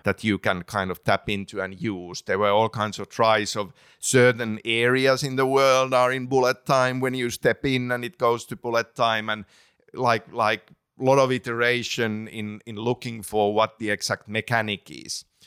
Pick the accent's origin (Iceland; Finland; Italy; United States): Finland; English is a second language; growing up in Finland